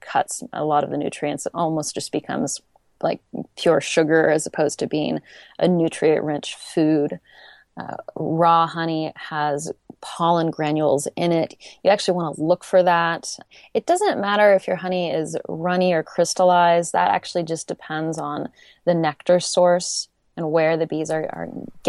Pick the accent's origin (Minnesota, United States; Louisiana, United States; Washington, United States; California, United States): California, United States; now in Portland, United States; I just moved to Portland and I'm from the Bay Area.